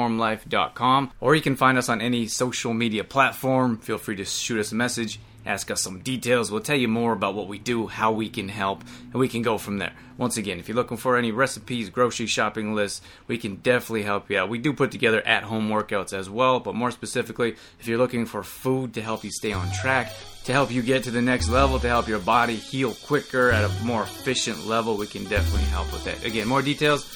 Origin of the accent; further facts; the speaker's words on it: Canada; now in United States; I grew up in Canada, came down to the US